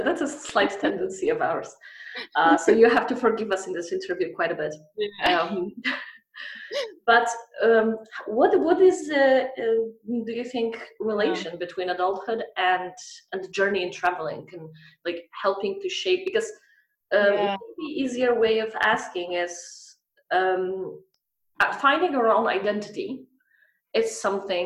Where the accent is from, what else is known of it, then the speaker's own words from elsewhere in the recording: Poland; moved away as an adult; also born or lived in Scandinavia; we're both from Poland